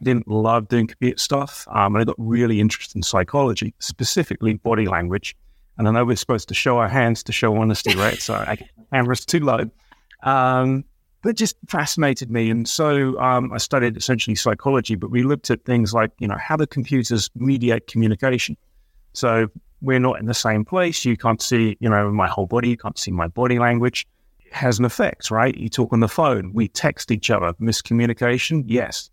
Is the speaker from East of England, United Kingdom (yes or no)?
yes; Colchester, East of England, United Kingdom; also born or lived in London; now in Michigan, United States; I grew up in a series of small villages around an old Rome, well, old British town called Colchester.